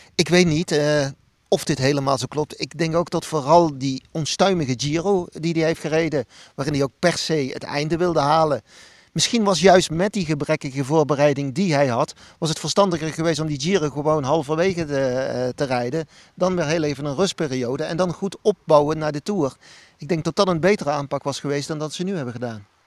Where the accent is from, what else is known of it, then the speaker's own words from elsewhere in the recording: Netherlands; als Nederlander